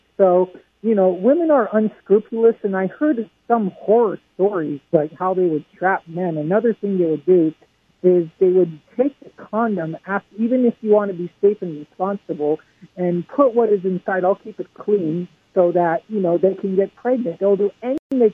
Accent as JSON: {"language": "English", "town": "Los Angeles", "region": "California", "country": "United States", "moved": "yes", "lives_now": "Las Vegas, United States", "said": "I'm from Las Vegas, originally from Los Angeles"}